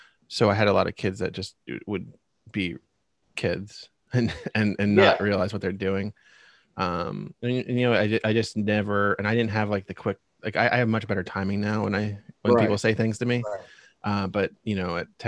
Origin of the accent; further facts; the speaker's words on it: Reading, Pennsylvania, United States; I'm born and raised in Reading, Pennsylvania